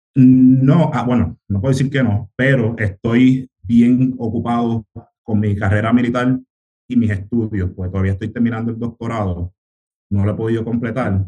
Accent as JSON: {"language": "Spanish", "town": "Río Grande", "country": "Puerto Rico", "tie": "born or raised there", "also_born_or_lived": "United States", "accent": "Puerto Rican", "said": "vengo del, del, barrio Malpica en Río Grande, yo me, crié en Río Grande, pero nací en los Estados Unidos"}